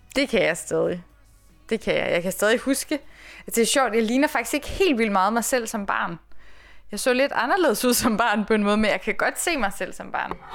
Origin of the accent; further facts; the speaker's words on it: East Jutland, Central Denmark Region, Denmark; moved away as an adult; also born or lived in Aarhus; now in Copenhagen, Denmark; så er jeg jo jyde